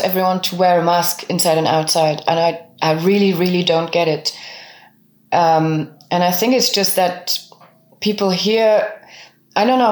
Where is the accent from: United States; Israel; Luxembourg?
Luxembourg; first language French, German, Luxembourgish; English is a second language; also born or lived in Bavaria; now in Germany; we spoke French and German at home, and, and, and I learned Luxembourgish through school and my friends.